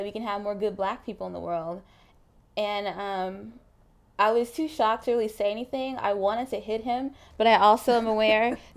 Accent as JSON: {"language": "English", "region": "Mississippi", "country": "United States", "said": "I grew up. I speak like this. I'm from Mississippi. I don't have an accent"}